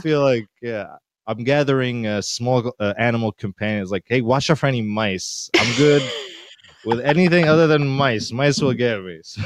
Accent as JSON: {"language": "English", "country": "Syria", "moved": "yes", "lives_now": "New York, United States", "said": "I'm from Syria"}